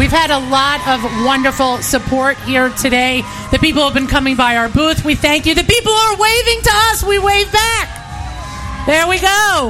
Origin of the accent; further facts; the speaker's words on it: New Rochelle, New York, United States; I'm from New Rochelle.